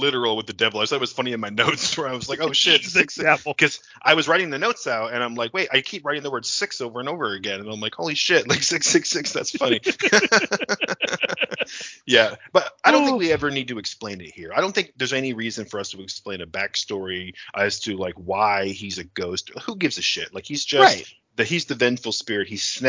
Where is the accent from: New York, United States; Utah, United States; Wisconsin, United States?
New York, United States; Niagara Falls; growing up in Niagara Falls in the 90s.